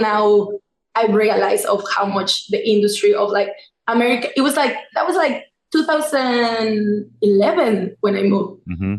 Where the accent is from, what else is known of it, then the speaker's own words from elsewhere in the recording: Mexico; moved away as an adult; also born or lived in New York, United States / Mexico City; now in Washington, D.C., United States; I'm originally from Mexico, born and raised